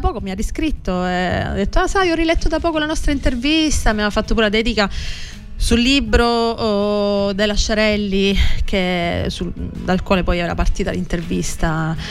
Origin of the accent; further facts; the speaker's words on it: Palazzolo Acreide, Sicily, Italy; moved away as an adult; now in Rome, Italy; Sono mm, palazzolese, appunto vengo da Palazzola Creide in provincia di Siracusa